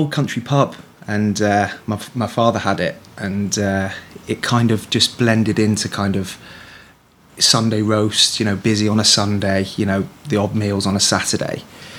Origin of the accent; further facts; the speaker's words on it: Shrewsbury, West Midlands, United Kingdom; moved away as an adult; also born or lived in Ibiza; I'm born and bred in Shrewsbury. Just basically, you know, from Shrewsbury. Born and bred, like I said.